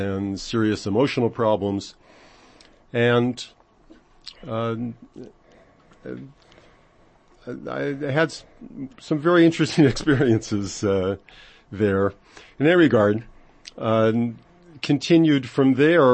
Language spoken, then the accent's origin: English; Los Angeles, California, United States; moved away as an adult; now in Israel; where I grew up in Los Angeles